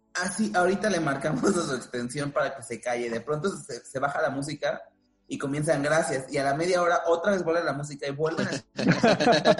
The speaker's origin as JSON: {"language": "Spanish", "region": "Veracruz", "country": "Mexico", "moved": "as an adult", "lives_now": "Mexico City, Mexico", "said": "yo soy de Veracruz, pero de, otra región"}